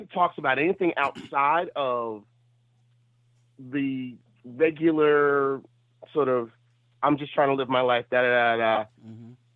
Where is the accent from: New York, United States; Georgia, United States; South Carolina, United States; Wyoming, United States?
New York, United States; New York City; I'm still from Brooklyn